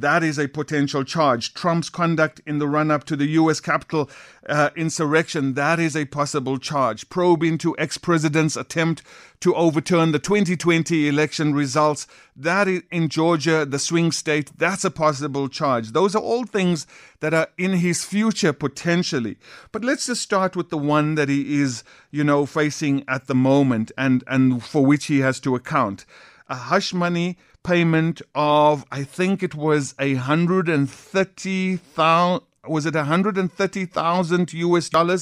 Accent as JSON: {"language": "English", "country": "South Africa", "said": "as South Africans"}